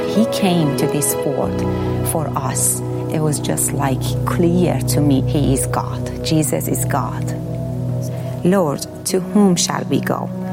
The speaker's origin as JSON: {"language": "English", "country": "Iran", "moved": "as an adult", "said": "I grew up in Muslim family"}